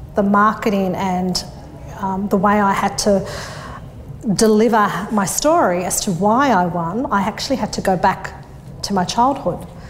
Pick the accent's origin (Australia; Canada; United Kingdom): Australia; Sydney, New South Wales; I grew up in Thornleigh, which is the northwest of Sydney. I was born and bred um, around there.